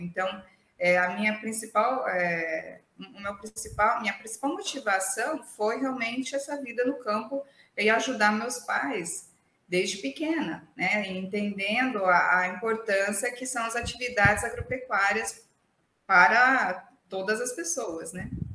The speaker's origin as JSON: {"language": "Portuguese", "region": "interior of São Paulo state", "country": "Brazil", "tie": "born or raised there", "moved": "as an adult", "lives_now": "Sorriso, Brazil", "said": "eu sou de São Paulo, do interior de São Paulo, né, não da capital, e sempre vivi no interior"}